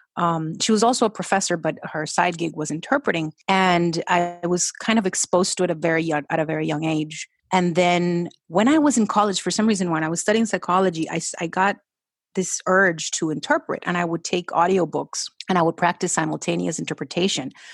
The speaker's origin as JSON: {"language": "English", "country": "Colombia", "also_born_or_lived": "Florida", "second_language": "English", "moved": "yes", "said": "we went back to Colombia"}